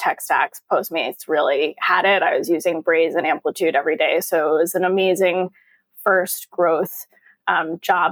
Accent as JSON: {"language": "English", "area": "Long Island", "region": "New York", "country": "United States", "tie": "born or raised there", "moved": "yes", "lives_now": "Boston, United States", "said": "I grew up on Long Island, about halfway out"}